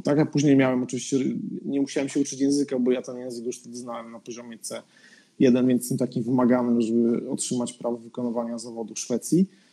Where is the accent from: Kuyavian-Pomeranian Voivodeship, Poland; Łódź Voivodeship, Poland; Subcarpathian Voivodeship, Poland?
Subcarpathian Voivodeship, Poland; Podkarpacie; moved away as an adult; also born or lived in Warsaw, Poland; now in Sweden; ja nie jestem z Warszawy, jestem z Podkarpacia